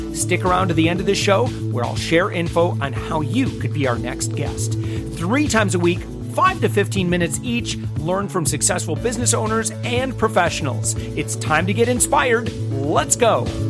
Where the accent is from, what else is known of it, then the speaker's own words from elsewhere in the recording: Orlando, Florida, United States; my hometown